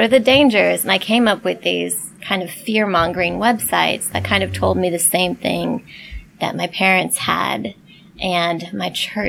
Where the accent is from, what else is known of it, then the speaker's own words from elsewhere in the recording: Midwest, United States; also born or lived in Portland, United States / Birmingham, United States; We moved around a lot because my dad was a preacher, but Midwest, in the north, went to school down south, lived in Portland for a while, and then Birmingham.